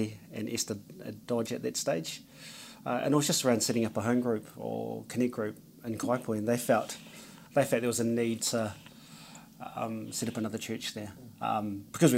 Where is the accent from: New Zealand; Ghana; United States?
New Zealand; Porirua, Wellington; born and bred. Porirua, Wellington. Samoan descent.